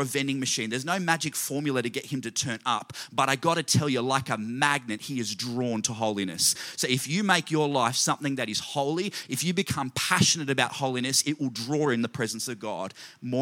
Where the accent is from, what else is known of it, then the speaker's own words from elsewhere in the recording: Australia; I grew up in Australia